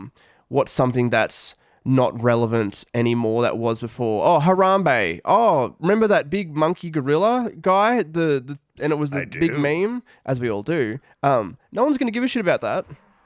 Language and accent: English; Australia; because I'm an Australian, yeah, as you can probably tell by the accent.